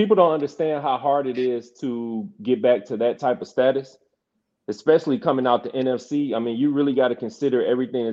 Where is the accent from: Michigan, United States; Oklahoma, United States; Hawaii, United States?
Michigan, United States; Detroit; I'm from Detroit